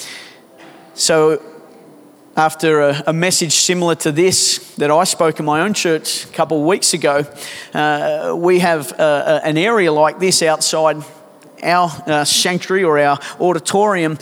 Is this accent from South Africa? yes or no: no; Australia